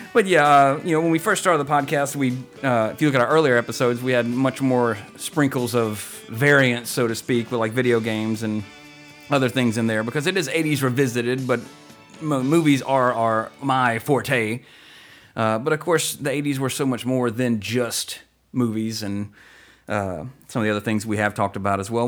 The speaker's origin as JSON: {"language": "English", "town": "Walker", "region": "Louisiana", "country": "United States", "tie": "born or raised there", "said": "I grew up in Walker, Louisiana"}